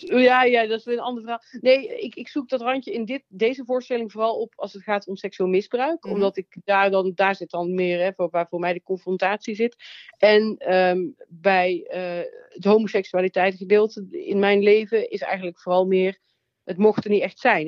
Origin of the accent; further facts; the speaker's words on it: Nuland, North Brabant, Netherlands; Ik kom uit het Nuland, uit een klein dorp